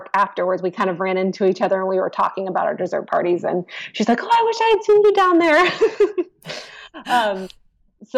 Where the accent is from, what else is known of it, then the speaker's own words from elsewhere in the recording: Florida, United States; I grew up in Florida